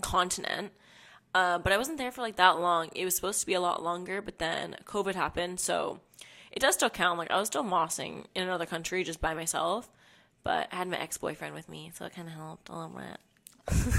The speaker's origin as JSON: {"language": "English", "town": "Hamilton", "region": "Ontario", "country": "Canada", "moved": "as an adult", "lives_now": "Toronto, Canada", "said": "I'm from Hamilton"}